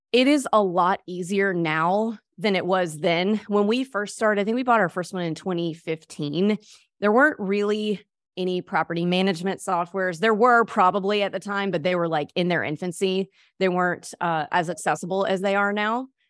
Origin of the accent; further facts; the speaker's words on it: Mississippi, United States; moved away as an adult; now in Destin, United States; I grew up in Mississippi